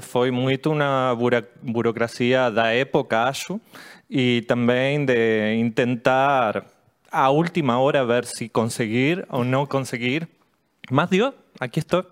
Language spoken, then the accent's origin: Portuguese; La Plata, Buenos Aires Province, Argentina; Portuguese is a second language; Eu sou de La Plata, eu moro bem pertinho de Buenos